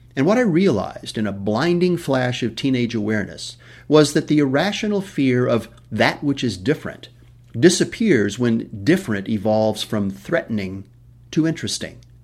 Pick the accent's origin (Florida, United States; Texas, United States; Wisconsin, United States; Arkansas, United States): Texas, United States; West; I was born in West Texas